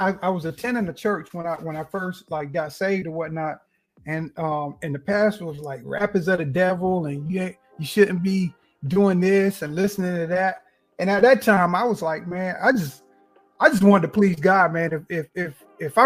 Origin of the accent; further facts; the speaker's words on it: Kinston, North Carolina, United States; now in Wilmington, United States; I'm originally from Kinston, North Carolina. Currently, I live near Wilmington, North Carolina, near the beach